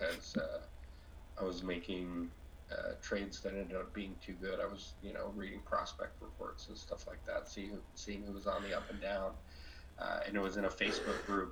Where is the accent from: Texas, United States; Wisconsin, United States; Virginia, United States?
Texas, United States; 30 minutes from Arlington; I grew up in Texas. I grew up 30 minutes away from Arlington, Texas.